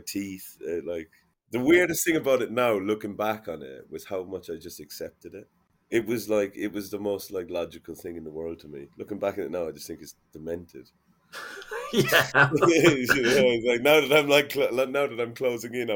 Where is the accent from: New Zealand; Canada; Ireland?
Ireland; Limerick, Munster; when I was growing up in Limerick